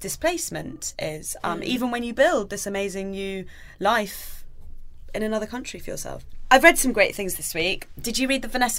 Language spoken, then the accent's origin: English; United Kingdom; I grew up in Britain. I'm British. My parents are British. You know, we've all lived here for millions of years.